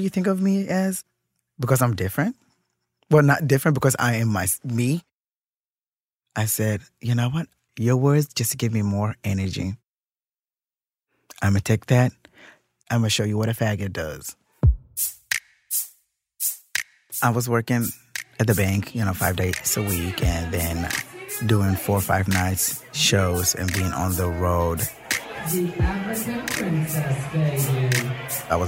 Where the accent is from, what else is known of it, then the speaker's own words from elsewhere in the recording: Kenya; now in Minnesota, United States; I grew up in Kenya with my grandmother